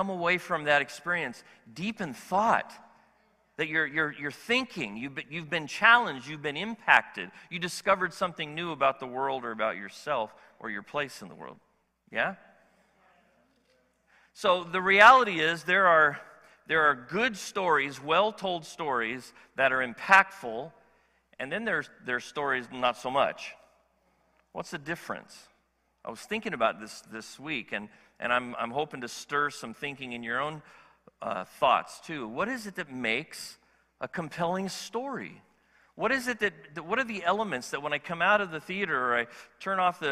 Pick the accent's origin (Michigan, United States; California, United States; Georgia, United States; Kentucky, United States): California, United States; as a Californian